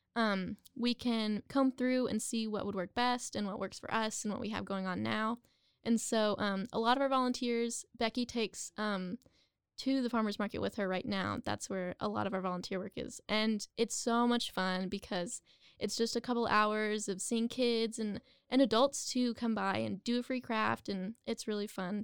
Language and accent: English; Waco, Texas, United States; also born or lived in Denton, Texas; I am a Waco native, and I went to high school here